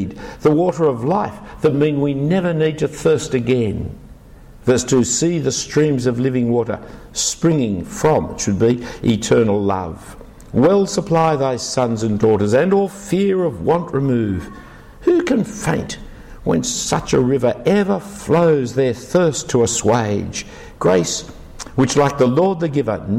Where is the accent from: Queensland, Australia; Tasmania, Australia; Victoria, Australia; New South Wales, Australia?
New South Wales, Australia; Sydney; I wasn't born in Jerusalem, I was born in Sydney. I was born in the back streets of King's Cross